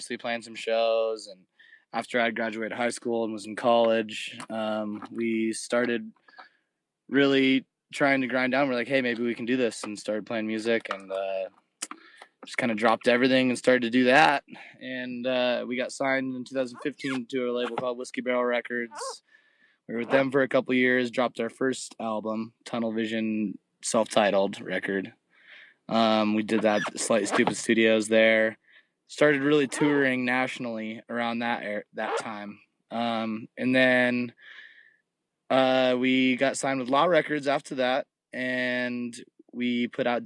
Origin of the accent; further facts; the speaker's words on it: San Clemente, California, United States; We're from San Clemente, California, which is right in between L.A. and San Diego, a little small beach town.